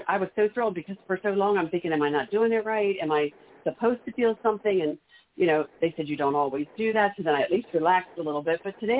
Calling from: Maryland, United States; I'm calling from Maryland.

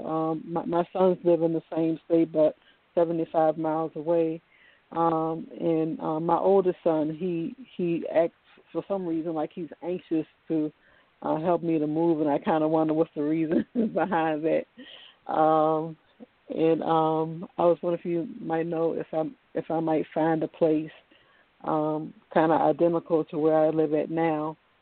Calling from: Virginia, United States; I'm calling from Virginia.

